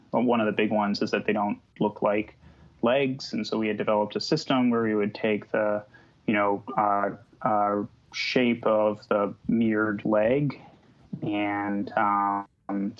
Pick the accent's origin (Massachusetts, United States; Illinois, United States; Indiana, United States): Illinois, United States; moved away; also born or lived in Texas / Bay Area; I grew up in Illinois and went to school in Texas.